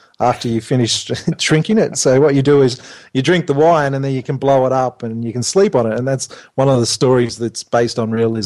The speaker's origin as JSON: {"language": "English", "country": "Australia", "said": "we're very Australian."}